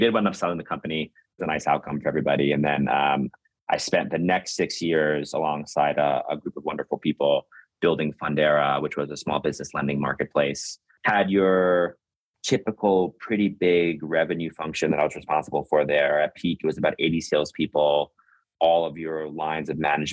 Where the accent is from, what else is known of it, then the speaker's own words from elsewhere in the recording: New York City, New York, United States; I'm originally from New York. I grew up in Brooklyn before Brooklyn became cool